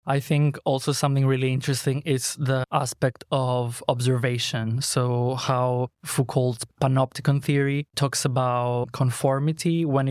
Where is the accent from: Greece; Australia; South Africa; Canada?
Greece; English is a second language; So I grew up in a very conservative area. Greece is Christian Orthodox.